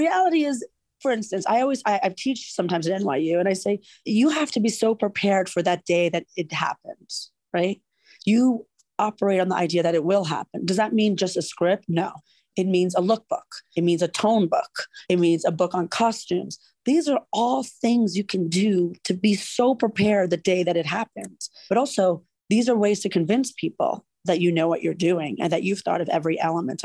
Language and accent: English; New York, United States; moved away as an adult; also born or lived in California; I grew up in New York. It was an opportunity for me to come home to New York